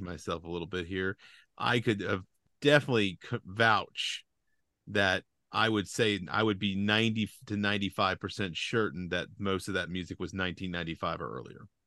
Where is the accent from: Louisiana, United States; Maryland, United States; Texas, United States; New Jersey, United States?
Louisiana, United States; moved away; growing up in Louisiana